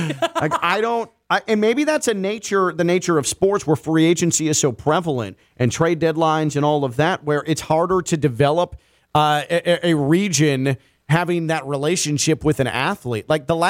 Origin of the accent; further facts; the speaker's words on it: Chicago, Illinois, United States; moved away; my hometown, Chicago.